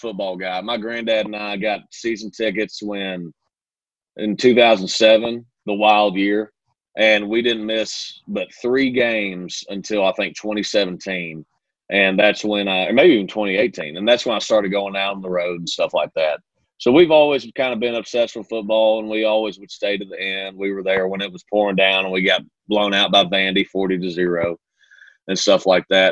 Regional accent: Kentucky, United States; moved away as an adult; now in Nashville, United States; growing up in Kentucky

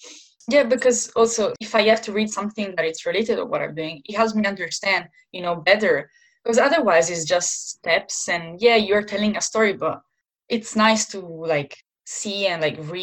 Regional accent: Milan, Lombardy, Italy; moved away as an adult; now in London, United Kingdom; I'm from Milan, and Milan is such a beautiful city.

